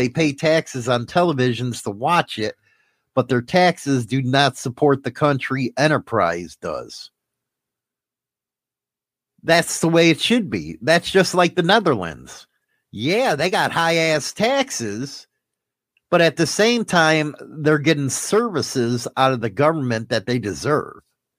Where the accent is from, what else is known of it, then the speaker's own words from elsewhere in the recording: Canada; Medicare in Canada isn't what it used to be, but it's better than nothing. Still happy I'm Canadian.